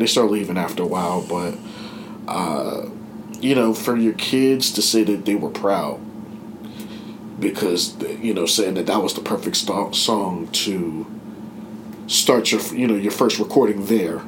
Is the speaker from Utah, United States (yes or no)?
no; Penn Hills, Pennsylvania, United States; We're in Penn Hills. I grew up in Penn Hills